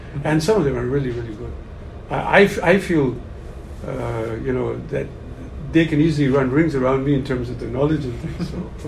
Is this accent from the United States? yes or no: no; Pakistan; I came from Pakistan. I'm a teacher of business in Pakistan for 30 years.